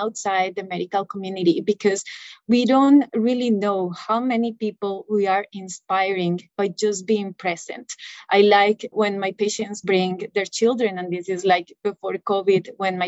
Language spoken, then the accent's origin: English; Bogota, Colombia; moved away as an adult; now in United States; I'm originally from Bogota, Colombia, and I did my medical school there. So, and then I came here in 2012.